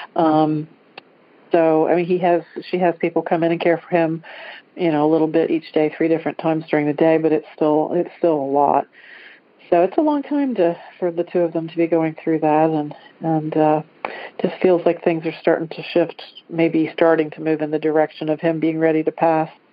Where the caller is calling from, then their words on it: Dayton, Ohio, United States; I'm calling from Dayton, Ohio